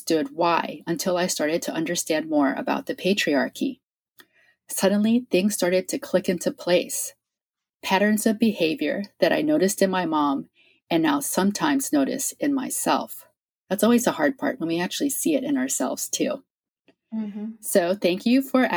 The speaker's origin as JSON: {"language": "English", "region": "Virginia", "country": "United States", "tie": "born or raised there", "also_born_or_lived": "Norfolk, Virginia", "moved": "as an adult", "lives_now": "California, United States", "said": "I was actually born and raised in Virginia"}